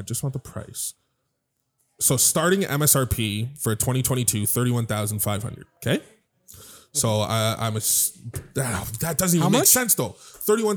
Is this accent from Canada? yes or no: yes; Niagara, Ontario, Canada; also born or lived in Amarillo, Texas; So Niagara was always my hometown.